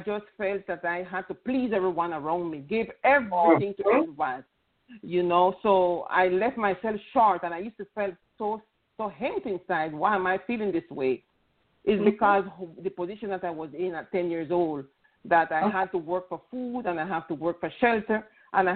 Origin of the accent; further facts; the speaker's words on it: Panama; I come from an Hispanic culture. I'm from Panama